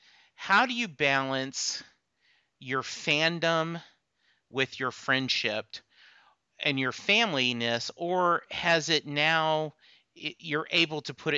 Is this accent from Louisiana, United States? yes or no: yes; Lake Charles, Louisiana, United States; I grew up in the Army. My dad was in the Army. We moved around a lot, but my high school was spent in Lake Charles, Louisiana.